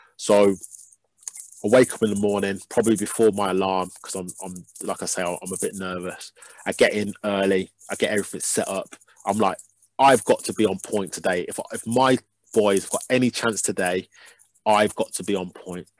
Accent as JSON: {"language": "English", "town": "Birmingham", "region": "West Midlands", "country": "United Kingdom", "said": "I'm from Birmingham"}